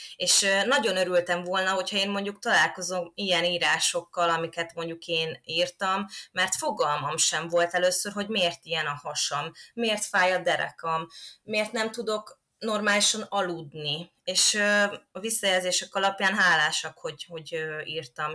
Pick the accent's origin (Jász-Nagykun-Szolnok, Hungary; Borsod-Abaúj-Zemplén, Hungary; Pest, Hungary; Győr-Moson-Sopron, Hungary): Győr-Moson-Sopron, Hungary; Kapuvár; én Kapuváron nőttem föl